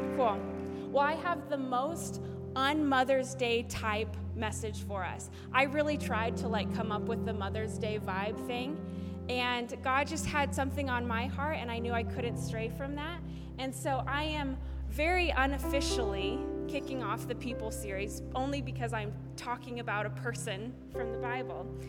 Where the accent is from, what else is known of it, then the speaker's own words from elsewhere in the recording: Alaska, United States; I was raised in the great state of Alaska